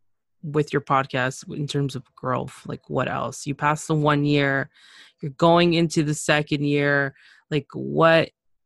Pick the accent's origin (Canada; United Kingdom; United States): Canada; also born or lived in Nicaragua (parents); I'm from Nicaragua, Central America. Well, my parents are. I was born in Canada. But, you know, it's a huge mixture.